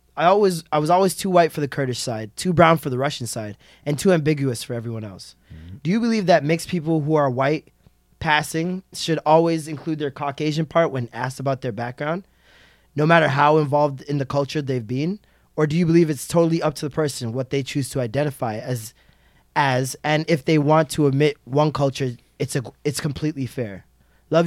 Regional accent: Jamaica; now I could be Asian, I could be Spanish, you would never know, but I'm still from Jamaica.

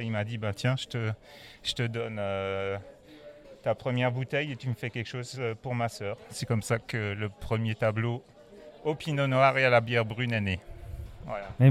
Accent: Epfig, Grand Est, France; je viens d'Epfic, j'habite Epfic, village viticole avec le plus grand banc euh, viticole d'Alsace.

